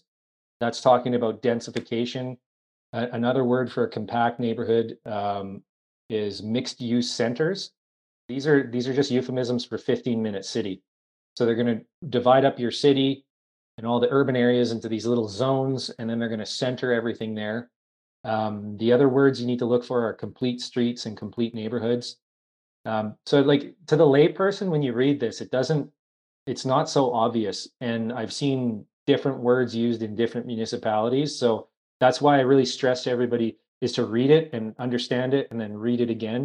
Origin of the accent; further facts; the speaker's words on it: Kamloops, British Columbia, Canada; moved away as an adult; I'm originally from Kamloops, British Columbia